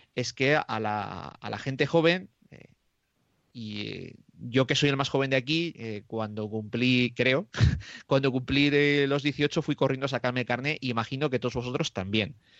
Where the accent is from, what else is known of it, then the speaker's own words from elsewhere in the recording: Roa, Castile and León, Spain; en mi pueblo que es eh, de Roa, que está a 17 kilómetros de Aranda de Duero.